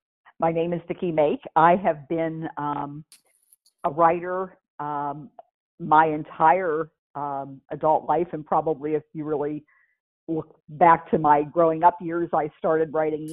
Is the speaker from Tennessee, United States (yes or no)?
no; Pittsburgh, Pennsylvania, United States; moved away; also born or lived in New Jersey; Pittsburgh, which is my hometown in Pennsylvania